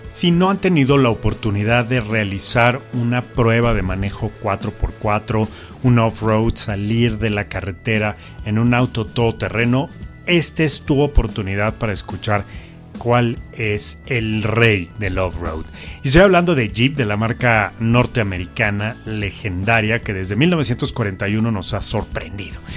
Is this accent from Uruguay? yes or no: no; Mexico